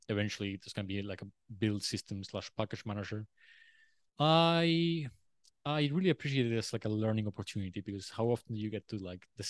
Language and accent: English; Uruguay; now in Australia; I always wanted to leave Uruguay, and I felt like Australia was a good choice.